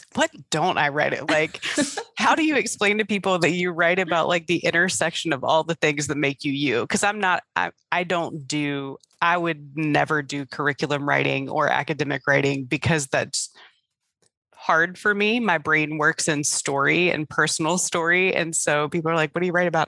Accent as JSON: {"language": "English", "area": "Hampton Roads", "region": "Virginia", "country": "United States", "accent": "Southern", "said": "I'm from Hampton Roads area of Virginia, so the accents are very similar"}